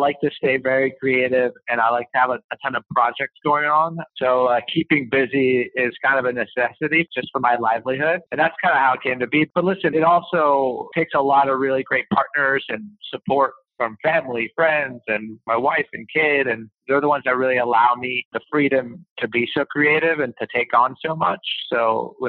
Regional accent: Montreal, Quebec, Canada; I come from Montreal

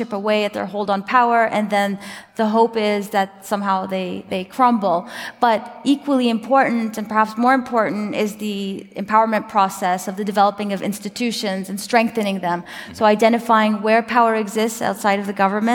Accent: United States; as an American

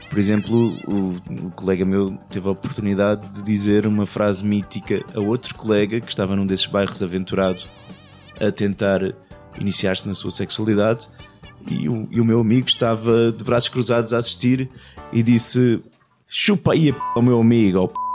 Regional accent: Amadora, Lisbon, Portugal; estamos a falar de arte que marcou a minha infância e todos nós que somos aqui da Amadora, que são os bairros de lata, meu.

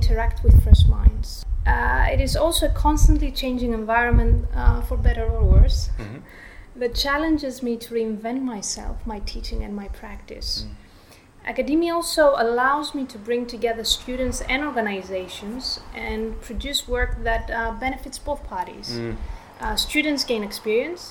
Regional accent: Thessaloniki, Central Macedonia, Greece; moved away as an adult; also born or lived in London / Barcelona; now in Australia; I was born and raised in Thessaloniki, Greece

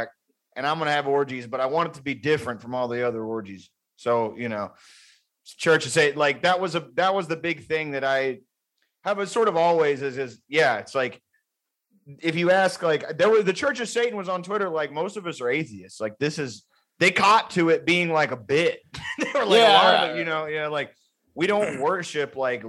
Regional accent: Houston, Texas, United States; I grew up in Houston

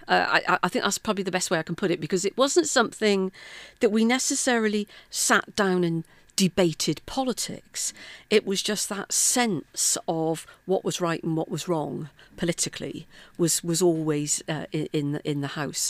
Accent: Bristol, South West England, United Kingdom; moved away as an adult; also born or lived in South Wales; now in Wales, United Kingdom; born and brought up in Bristol, um, and then came to South Wales uh, in the late eighties for work.

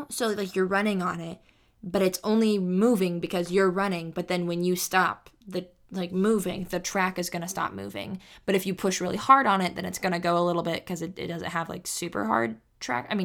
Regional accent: Sacramento, California, United States; also born or lived in San Jose; I moved from San Jose. I was born in San Jose, and I moved from San Jose to Sacramento. And then we moved from the apartments we moved in Sacramento to the house we lived in.

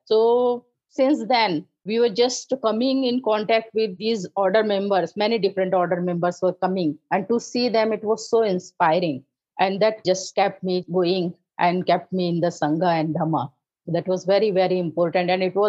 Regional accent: North India, India; now in Maharashtra, India; As I told, I am from North India.

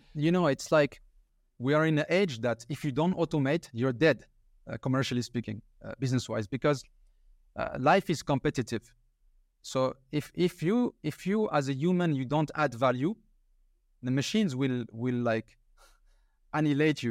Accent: France; I'm from France

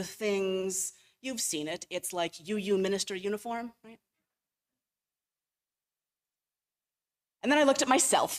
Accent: Cleveland, Ohio, United States; I grew up in Ohio. I grew up in Cleveland

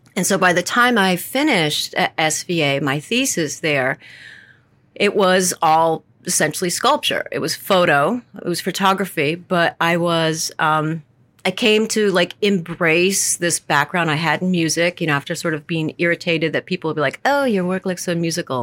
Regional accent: the Adirondacks, New York, United States; growing up in the Adirondacks

